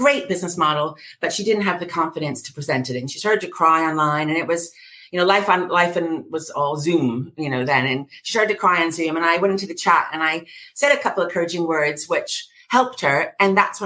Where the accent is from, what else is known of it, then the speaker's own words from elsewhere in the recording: United States; accent: New York; moved away as an adult; now in London, United Kingdom; I was raised in America, as you can hear from my drawl